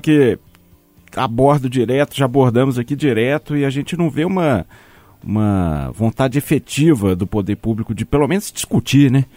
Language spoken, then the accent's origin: Portuguese; Minas Gerais, Brazil; accent: mineiro; eu adoro a mineridade, em primeiro lugar. Eu adoro o nosso sotaque